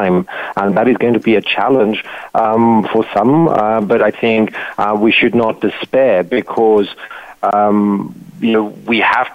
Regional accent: South Africa; I'm a South African

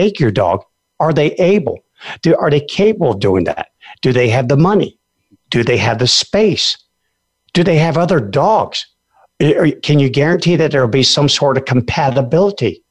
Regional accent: Alaska, United States; a lot of people who live out in the middle of where I come from Alaska

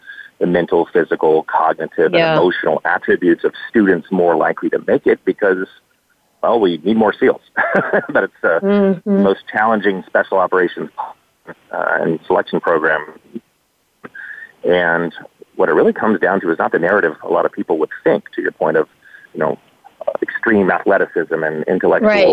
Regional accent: Dallas, Texas, United States; I grew up in Dallas

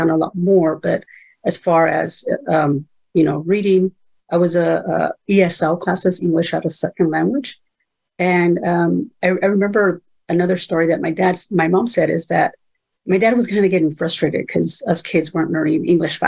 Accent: Greenfield, California, United States; first language Spanish; English is a second language; also born or lived in Mexico; Greenfield, California, where we ended up, my hometown, where we grew up and went to school there

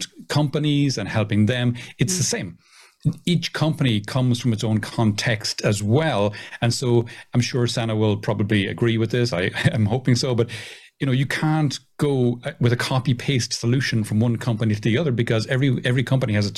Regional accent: Ireland; being an Irish person

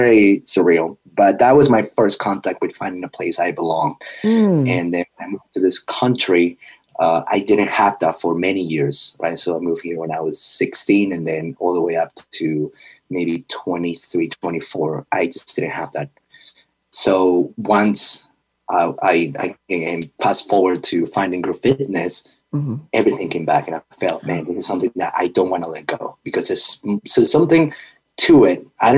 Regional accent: Peru; now in United States; growing up in Peru, being darker skin

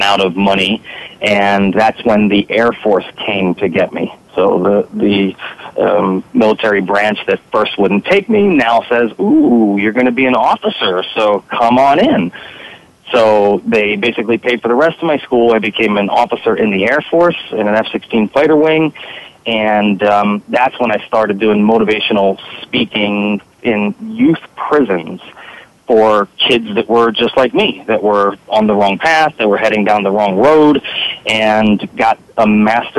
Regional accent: Philadelphia, Pennsylvania, United States; moved away as an adult; now in San Diego, United States; I actually live in San Diego, but I'm originally from the Philadelphia area

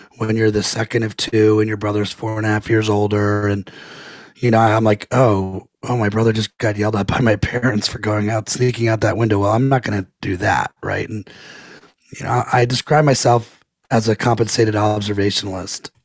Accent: Potomac, Maryland, United States; I grew up in Potomac, Maryland, right outside of Washington, D.C.

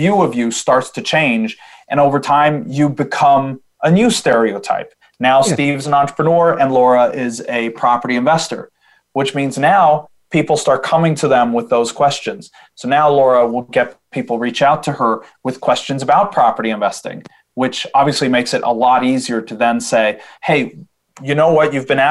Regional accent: Sweden; I'm from Sweden

